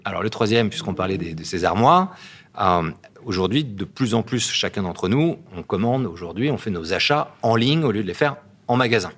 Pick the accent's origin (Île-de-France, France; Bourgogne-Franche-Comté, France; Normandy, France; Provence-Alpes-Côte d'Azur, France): Provence-Alpes-Côte d'Azur, France; Gassin; moved away as an adult; also born or lived in Paris / California; je suis né à Gassin. Et euh, j'ai fait comme mes études à Paris